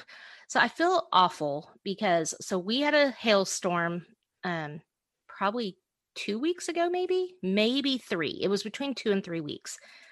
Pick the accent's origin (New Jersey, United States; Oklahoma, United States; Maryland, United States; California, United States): Oklahoma, United States; We grew up in Oklahoma.